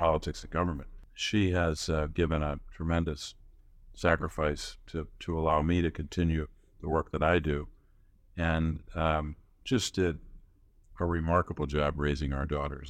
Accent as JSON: {"language": "English", "town": "Scranton", "region": "Pennsylvania", "country": "United States", "tie": "born or raised there", "said": "I grew up in Scranton, Pennsylvania, which I, where I still live"}